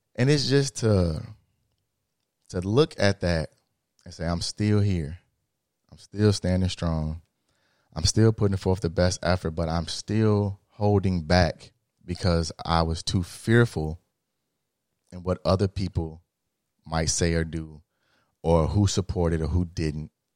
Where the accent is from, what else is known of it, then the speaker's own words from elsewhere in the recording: Illinois, United States; I'm from the Midwest, we from Illinois